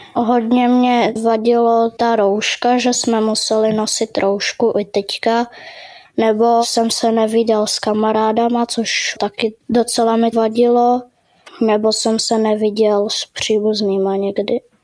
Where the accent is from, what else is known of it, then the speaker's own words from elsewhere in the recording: Prague, Czechia; jsem z Prahy a chodím do třetí třídy